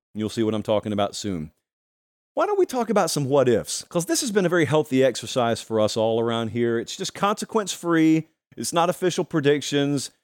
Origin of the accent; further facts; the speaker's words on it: Georgia, United States; my home state of Georgia